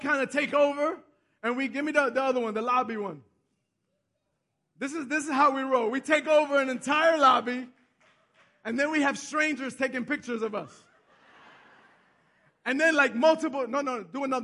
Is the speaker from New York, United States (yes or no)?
yes; New York City, New York, United States; also born or lived in Bronx / Westchester; I'm from Manhattan. I grew up in Manhattan